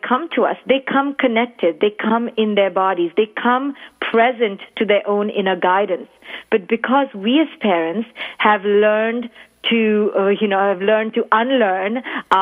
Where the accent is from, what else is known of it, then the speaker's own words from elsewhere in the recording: India; now in New York, United States; I was born and raised in India